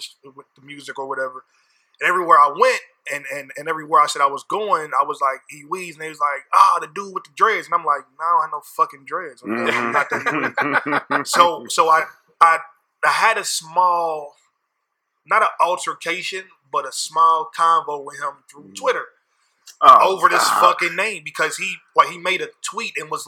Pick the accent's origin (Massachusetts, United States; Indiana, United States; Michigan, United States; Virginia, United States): Indiana, United States; Indianapolis; I'm from Indianapolis, Indiana